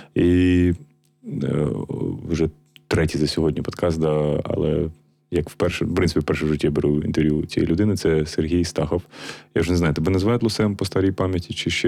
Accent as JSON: {"language": "Ukrainian", "town": "Kharkiv", "region": "Kharkiv Oblast", "country": "Ukraine", "said": "я сам з Харкова"}